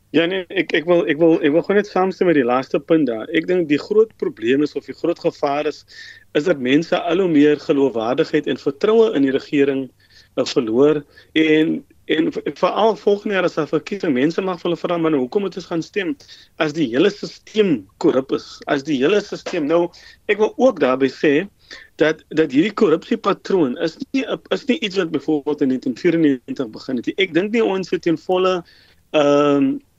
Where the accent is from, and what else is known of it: South Africa